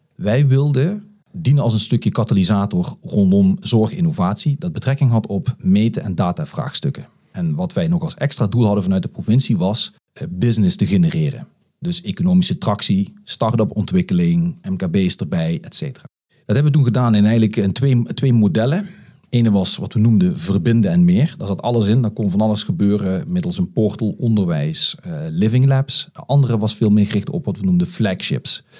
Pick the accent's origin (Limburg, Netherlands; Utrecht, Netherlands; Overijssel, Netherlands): Limburg, Netherlands; Geleen; moved away as an adult; also born or lived in The Hague; Ik ben eh, geboren en getogen uh, eh, Geledenaar.